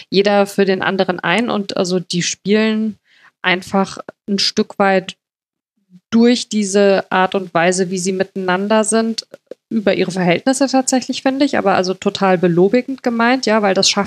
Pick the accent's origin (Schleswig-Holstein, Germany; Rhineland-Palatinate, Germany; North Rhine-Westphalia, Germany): Rhineland-Palatinate, Germany; Mainz; das darf man als Mainzer fast nicht sagen